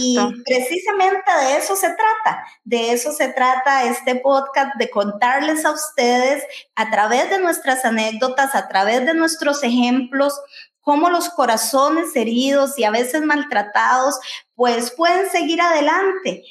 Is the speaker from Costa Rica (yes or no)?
yes; Santa Ana, San José, Costa Rica; yo también soy tica, yo soy otra tica viviendo en Costa Rica eh, vivo en Pozos, en Santana